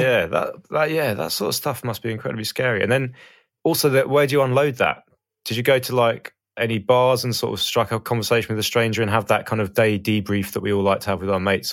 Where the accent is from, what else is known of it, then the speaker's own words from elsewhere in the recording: Brighton, South East England, United Kingdom; I'm from Brighton